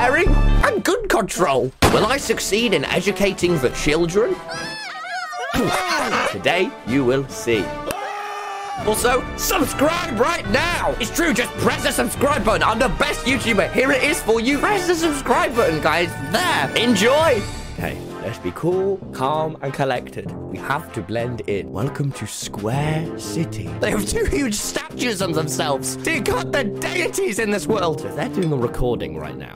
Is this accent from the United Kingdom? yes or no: yes; East Midlands, United Kingdom; I'm literally from the East Midlands